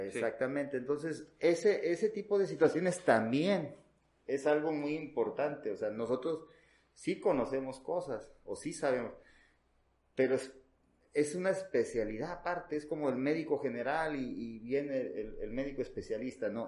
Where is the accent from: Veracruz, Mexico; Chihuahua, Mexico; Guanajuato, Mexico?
Veracruz, Mexico; en, el caso de nuestro estado